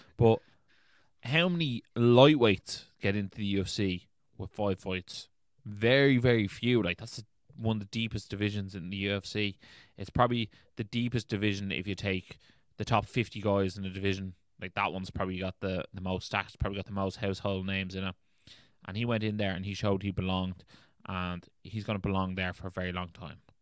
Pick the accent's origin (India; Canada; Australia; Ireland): Ireland; we're Irish